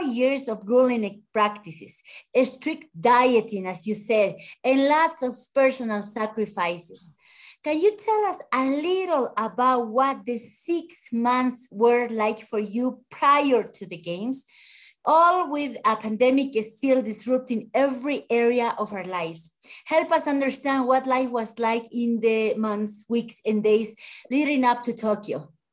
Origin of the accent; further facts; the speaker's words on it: Bolivia; from Bolivia, a sports journalist